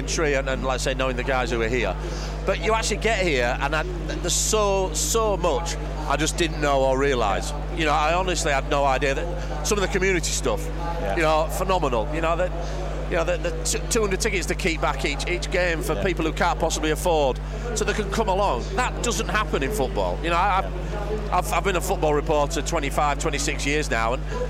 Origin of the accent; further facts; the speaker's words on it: Keighley, Yorkshire and the Humber, United Kingdom; moved away as an adult; my hometown's Keighley